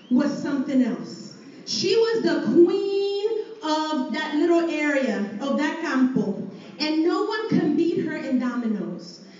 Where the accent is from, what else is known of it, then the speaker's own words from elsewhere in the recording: Puerto Rico; I grew up in Puerto Rico